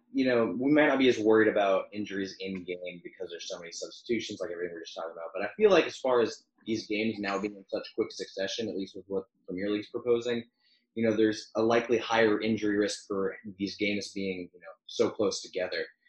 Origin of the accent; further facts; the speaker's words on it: United States; being American